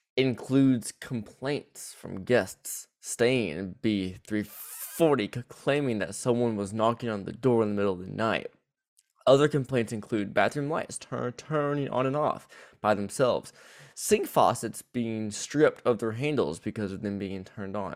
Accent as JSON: {"language": "English", "region": "the South", "country": "United States", "accent": "southern", "said": "my southern accent will bleed bleed through"}